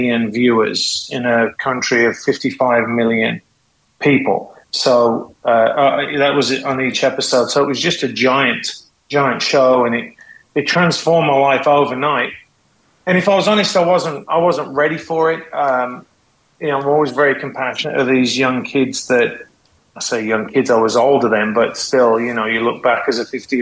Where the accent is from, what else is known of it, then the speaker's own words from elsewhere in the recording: West Midlands, United Kingdom; moved away as an adult; also born or lived in California; now in United States; I was raised in the UK. I would say I was raised in Mordor